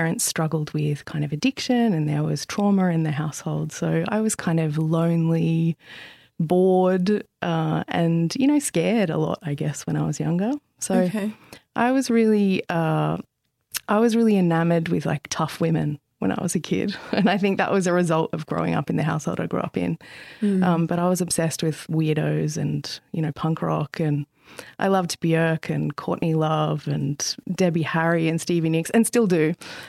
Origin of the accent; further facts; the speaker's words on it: Central Coast, New South Wales, Australia; I grew up on the central coast of New South Wales in the sort of late 80s and 90s, and it was very different than it is now. It was much smaller. It was kind of like growing up in the country. Mm-hmm. I grew up on a five-acre farm